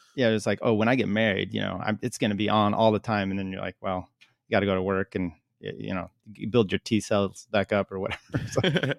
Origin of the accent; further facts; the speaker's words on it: Northwest, United States; moved away; also born or lived in Colorado; I grew up in the Northwest